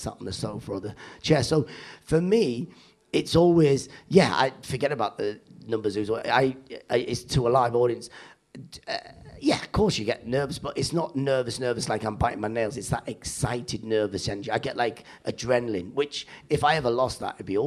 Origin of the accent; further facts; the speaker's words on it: the Northeast, North East England, United Kingdom; I grew up in the Northeast